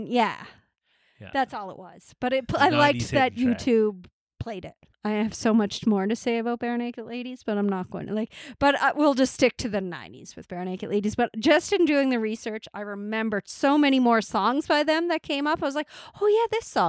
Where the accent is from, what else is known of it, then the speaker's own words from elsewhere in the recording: Nova Scotia, Canada; But we're from Nova Scotia.